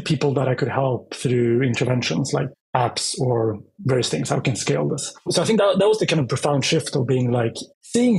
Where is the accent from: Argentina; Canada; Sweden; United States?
Sweden; Västerås, Västmanland; moved away as an adult; also born or lived in Sydney, Australia; Started my life in Sweden. It's my home country. and grew up mostly